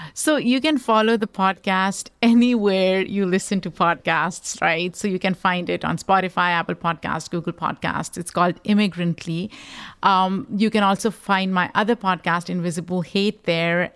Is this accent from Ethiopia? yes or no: no; Pakistan; now in United States; I am a Pakistani immigrant